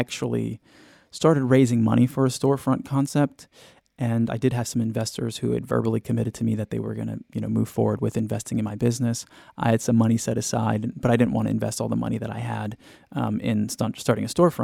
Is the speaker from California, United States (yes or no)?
yes; Southern California, United States; I'm from Southern California